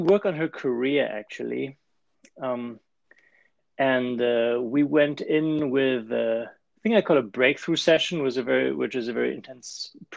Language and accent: English; Germany; accent: German; English is a second language; moved away as an adult; also born or lived in Switzerland; now in California, United States; So I started as an engineer in Germany. You might have guessed it from the accent already